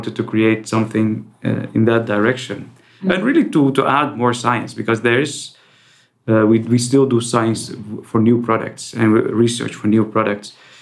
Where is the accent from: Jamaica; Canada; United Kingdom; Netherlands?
Netherlands; also born or lived in Iraq; I was born in Iraq. I moved to the Netherlands when I was 9.